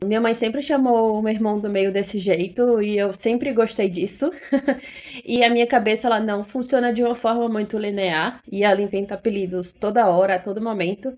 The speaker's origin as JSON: {"language": "Portuguese", "town": "Fortaleza", "region": "Ceará", "country": "Brazil", "moved": "as an adult", "lives_now": "São Paulo, Brazil", "said": "sou de Fortaleza, Ceará, e sou emancebada"}